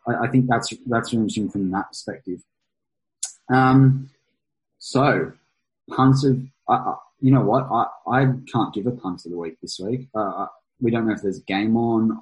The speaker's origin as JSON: {"language": "English", "country": "Australia", "said": "as an Australian"}